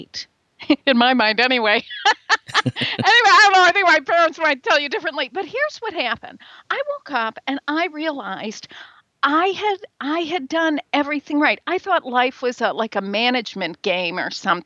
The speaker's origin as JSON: {"language": "English", "region": "Midwest", "country": "United States", "accent": "Midwestern", "lives_now": "Chicago, United States", "said": "I'm in Chicago. I'm very much a Midwesterner. You can probably hear it in my accent."}